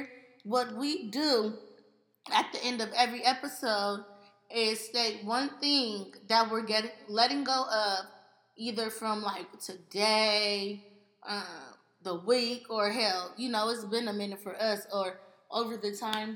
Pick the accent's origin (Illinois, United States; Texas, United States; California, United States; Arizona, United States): California, United States; Pasadena; we're from Pasadena